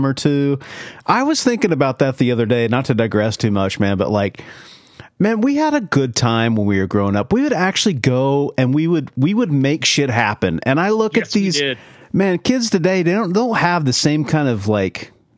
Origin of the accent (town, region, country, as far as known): Kingfisher County area, Oklahoma, United States; born or raised there